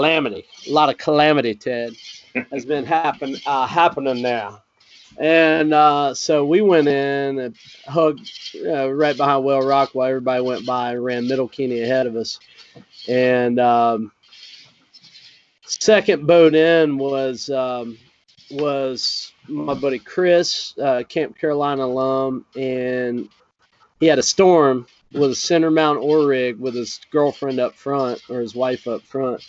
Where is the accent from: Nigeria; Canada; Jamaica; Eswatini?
Jamaica; I'm Jamaican.